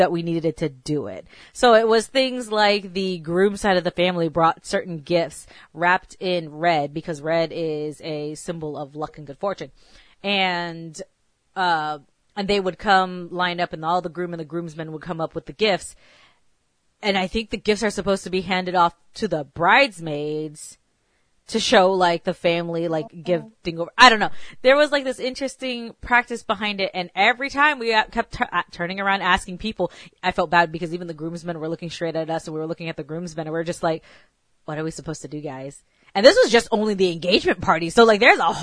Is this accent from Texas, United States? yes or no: yes; Texas, United States; also born or lived in California; I was born in Cali, and then I moved to Texas. So growing up